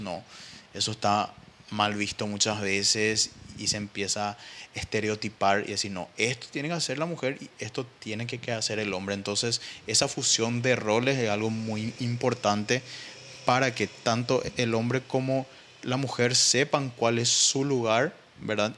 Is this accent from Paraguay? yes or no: yes; Paraguay; mayor enemigo ¿verdad? de un paraguayo es otro paraguayo, Y ahí te das cuenta que existe un, nivel de rivalidad entre nosotros